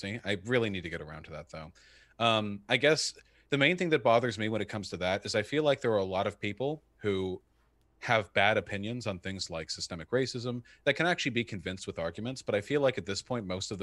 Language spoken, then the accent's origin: English; United States; I'm American